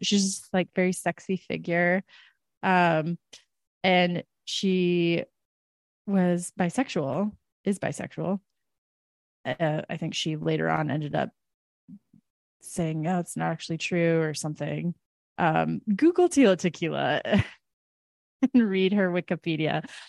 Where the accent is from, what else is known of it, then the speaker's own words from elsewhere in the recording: United States; as an American